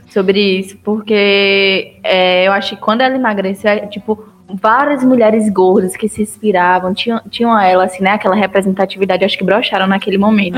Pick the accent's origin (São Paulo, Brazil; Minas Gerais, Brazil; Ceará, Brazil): Ceará, Brazil; now in Vale do São Francisco, Brazil; no Ceará mesmo, eu não consigo enxergar isso, que é de onde eu sou